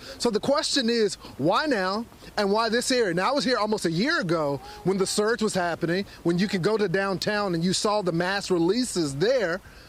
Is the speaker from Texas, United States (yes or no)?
yes; Texas, United States; my home state of Texas